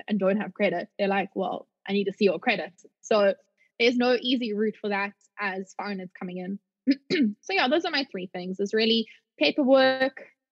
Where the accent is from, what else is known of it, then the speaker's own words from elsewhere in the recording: South Africa; moved away as an adult; as a South African